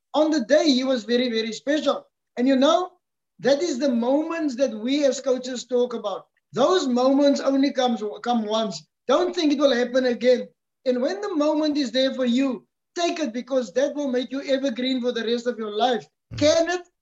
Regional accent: South Africa; as a South African

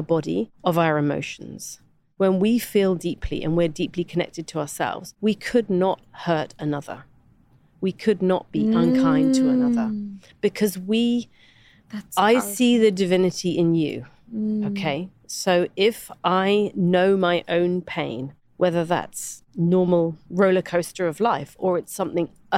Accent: United Kingdom; a British white woman

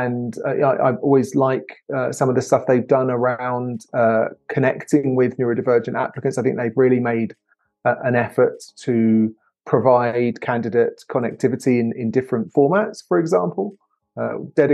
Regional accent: England, United Kingdom; now in United States; as an English person living in the US

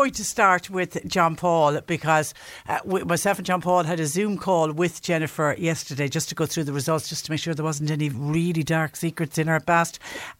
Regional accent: Cork, Munster, Ireland; But you see, the thing is, when you're blessed to have been born and raised in Cork, why would you go anywhere else?

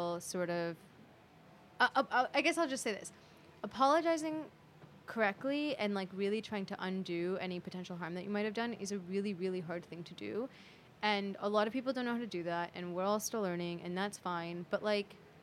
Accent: California, United States; now in New York, United States; I am, you know, like, Indian, and I grew up in California

